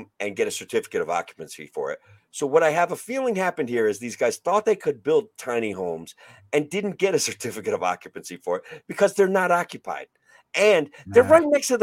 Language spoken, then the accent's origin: English; Oneonta, New York, United States; my hometown of Oneonta